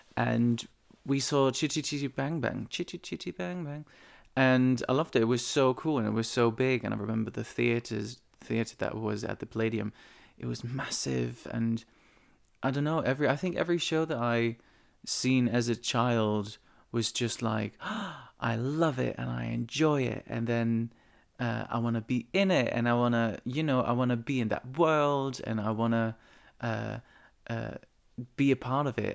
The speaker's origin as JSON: {"language": "English", "region": "eastern Netherlands", "country": "Netherlands", "tie": "born or raised there", "moved": "yes", "said": "my hometown, which is on the east of the Netherlands"}